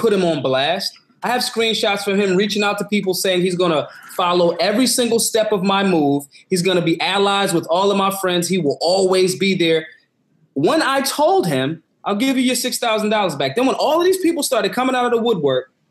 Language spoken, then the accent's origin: English; Philadelphia, Pennsylvania, United States; I'm from Philly